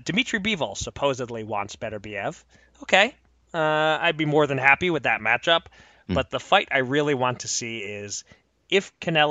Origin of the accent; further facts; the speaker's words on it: Pennsylvania, United States; my home state of Pennsylvania